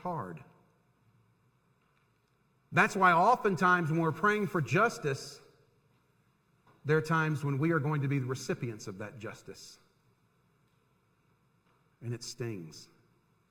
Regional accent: Tampa, Florida, United States; I grew up in Tampa, Florida

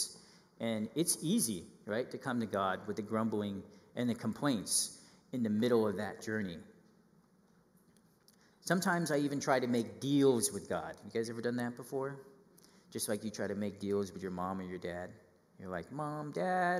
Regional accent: Northern California, United States; I grew up in Northern California

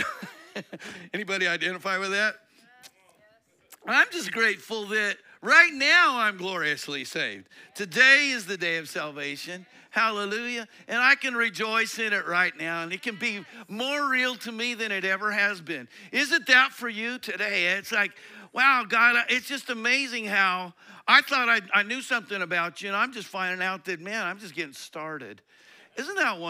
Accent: Colorado, United States; I grew up in Colorado

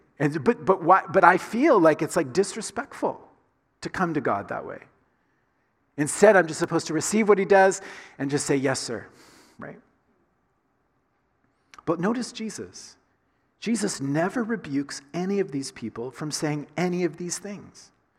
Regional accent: the South, United States; I grew up in the South, in the United States, right? And so I grew up saying to my dad and to my mom, yes, sir, yes, ma'am.

